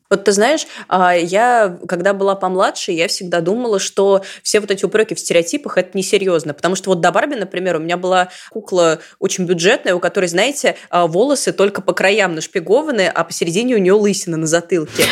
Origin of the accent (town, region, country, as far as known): Samara, Samara Oblast, Russia